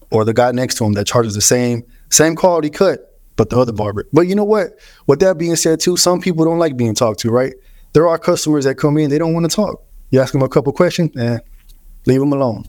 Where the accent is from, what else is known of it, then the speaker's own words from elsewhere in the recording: Houston, Texas, United States; My whole life, bro. Grew up in Houston